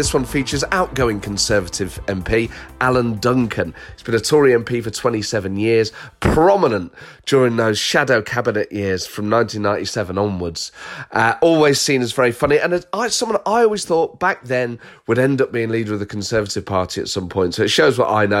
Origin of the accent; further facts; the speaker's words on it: Northern Ireland, United Kingdom; and I'm from Northern Ireland, it turns out. I was in Belfast at the weekend